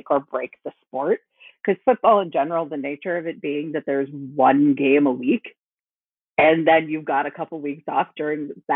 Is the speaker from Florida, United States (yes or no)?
yes; Gainesville, Florida, United States; I was born in Gainesville.